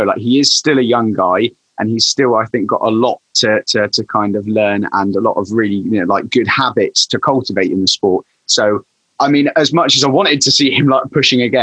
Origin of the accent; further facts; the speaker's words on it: England, United Kingdom; I'm English